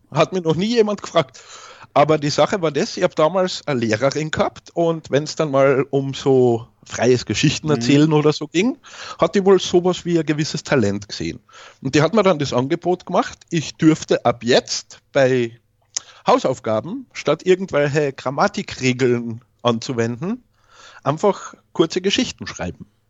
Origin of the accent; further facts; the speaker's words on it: Carinthia, Austria; ich bin in Kärnten geboren worden, in Österreich. Deswegen auch der schöne Akzent